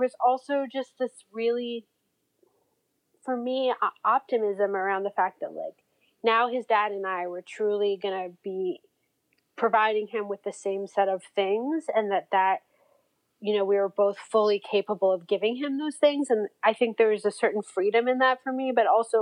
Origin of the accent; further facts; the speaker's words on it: Toronto, Ontario, Canada; moved away as an adult; now in United States; I grew up in Toronto